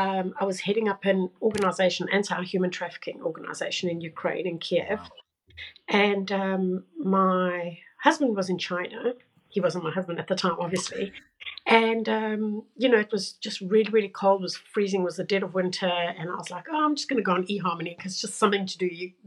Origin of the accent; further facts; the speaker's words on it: South Africa; So I am originally from South Africa. My parents are Portuguese, but and I've moved around the world.